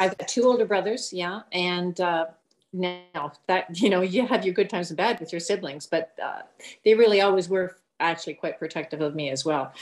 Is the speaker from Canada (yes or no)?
yes; Winnipeg, Manitoba, Canada; also born or lived in Southwestern Ontario; now in Ontario, Canada; I grew up in Winnipeg my early years. Then we moved to Southwestern Ontario